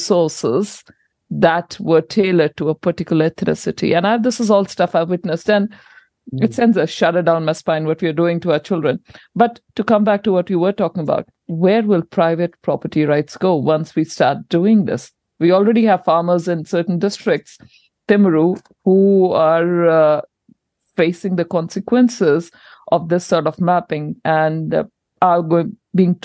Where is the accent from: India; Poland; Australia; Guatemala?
India; now in New Zealand; I'm an import from India